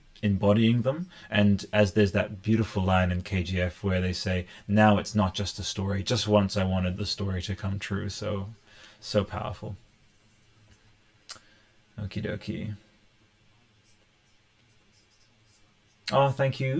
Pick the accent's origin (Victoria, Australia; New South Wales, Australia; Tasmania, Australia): New South Wales, Australia; Newcastle; now in Canberra, Australia; I am from Canberra. Well, I was born in Newcastle, in here in here in Australia. And yeah, but I live in Canberra